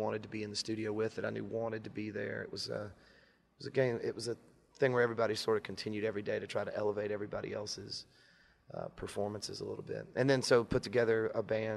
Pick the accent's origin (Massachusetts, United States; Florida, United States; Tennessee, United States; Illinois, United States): Tennessee, United States; Franklin; also born or lived in Nashville, Tennessee; I was born in Nashville. We moved out to Franklin when I was 4 or 5 years old. And I grew up